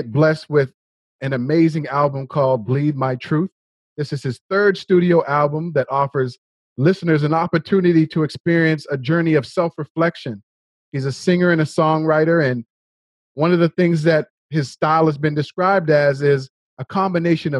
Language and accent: English; Nova Scotia, Canada; now in Toronto, Canada; both Gary and I grew up in Nova Scotia